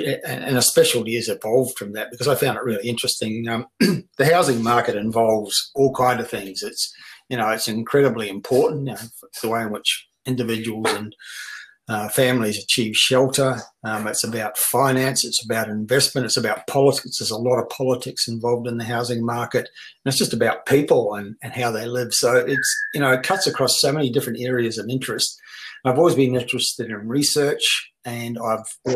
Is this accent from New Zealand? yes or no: yes; New Zealand; moved away as an adult; also born or lived in Brisbane, Australia; now in Australia; born and bred in New Zealand